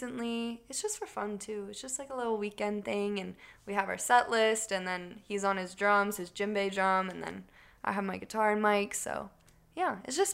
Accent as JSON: {"language": "English", "town": "Orlando", "region": "Florida", "country": "United States", "tie": "born or raised there", "also_born_or_lived": "Ocala, Florida", "said": "I was born in Ocala, and then I moved to Orlando when I was 4"}